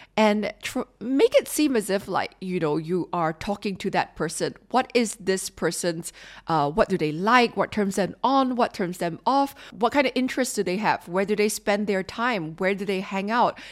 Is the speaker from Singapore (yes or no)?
yes; Singapore; as a Singaporean